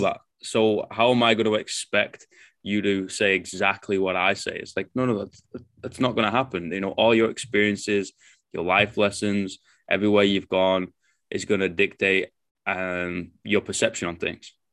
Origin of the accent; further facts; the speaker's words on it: England, United Kingdom; now in New Zealand; I'm English